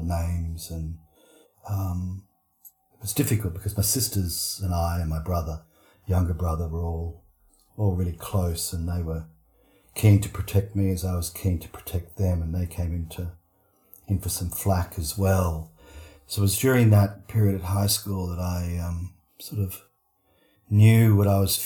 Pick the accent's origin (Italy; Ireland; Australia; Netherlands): Australia; moved away; I grew up, I'm 61 now, so I grew up in Australia in the 1960s, 1970s, 1980s.